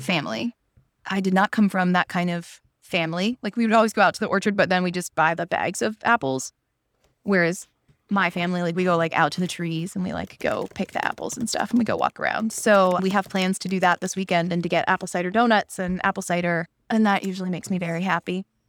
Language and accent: English; Pittsburgh, Pennsylvania, United States; moved away as an adult; also born or lived in Iowa / Washington, District of Columbia, United States; I grew up in Pittsburgh where it rains all the time